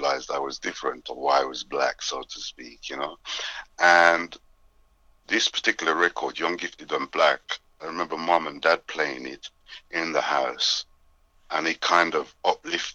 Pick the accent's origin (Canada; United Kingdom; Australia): United Kingdom; England; My parents are Jamaican. I was actually born in England